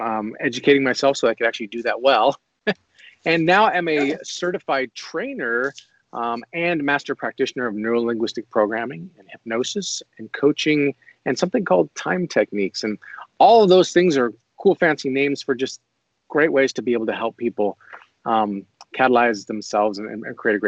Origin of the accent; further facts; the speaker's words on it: Boise, Idaho, United States; I was raised here in Boise, went to high school here in Boise, Idaho.